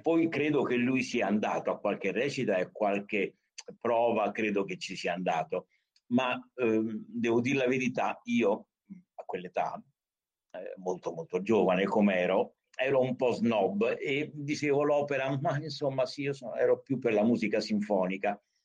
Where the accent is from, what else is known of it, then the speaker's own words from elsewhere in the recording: Rome, Lazio, Italy; io sono nato a Roma amo molto Roma